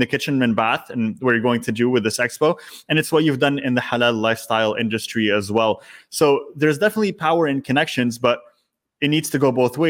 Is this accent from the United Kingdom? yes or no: no; Canada; I grew up in Canada. I was born and raised here.